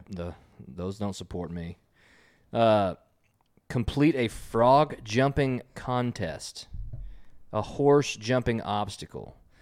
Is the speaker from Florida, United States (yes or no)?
no; Texas, United States; We're from Texas